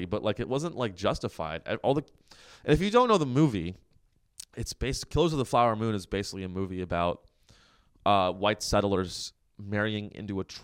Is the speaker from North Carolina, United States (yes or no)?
no; Silicon Valley, California, United States; I'm from the Silicon Valley